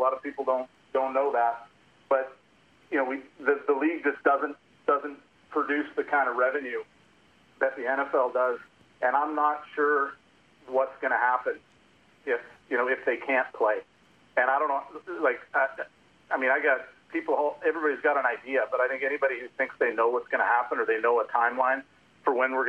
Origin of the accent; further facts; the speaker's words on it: Vancouver, British Columbia, Canada; also born or lived in United States; I grew up in Vancouver, but I've lived kind of half and half. I was born in over, you know, not too far from you guys, but grew up up here.